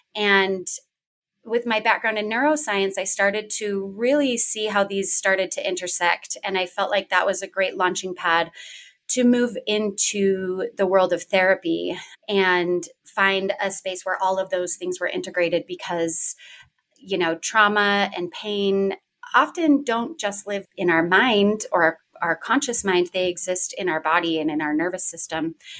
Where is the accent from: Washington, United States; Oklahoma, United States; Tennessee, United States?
Washington, United States; I am originally from Washington State